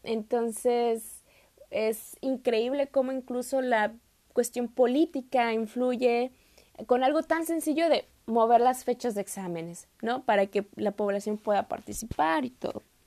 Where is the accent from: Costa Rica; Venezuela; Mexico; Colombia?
Mexico; moved away as an adult; now in Turkey; soy de México